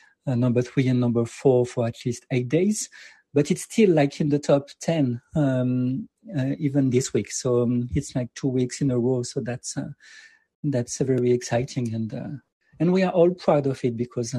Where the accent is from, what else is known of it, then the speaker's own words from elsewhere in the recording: France; moved away; I come from France, and I was raised like in a city which is like more in a suburb